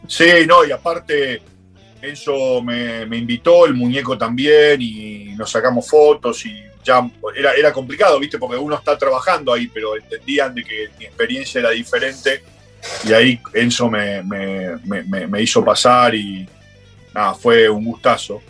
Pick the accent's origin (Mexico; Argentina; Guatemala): Argentina; now in London, United Kingdom; desde que me fui de Argentina